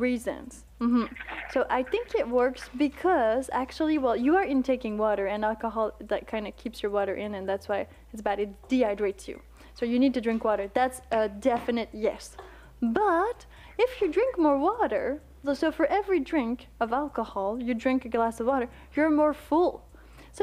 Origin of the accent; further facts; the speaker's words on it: Quebec, Canada; moved away; I come from Quebec